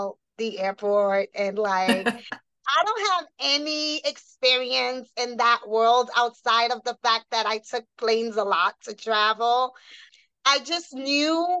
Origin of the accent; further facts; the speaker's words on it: New York City, New York, United States; also born or lived in Haiti; Born in Haiti, raised in the Bronx, New York